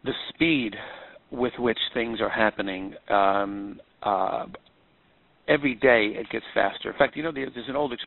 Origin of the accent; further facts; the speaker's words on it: Babylon, New York, United States; I was born and raised in Babylon, Long Island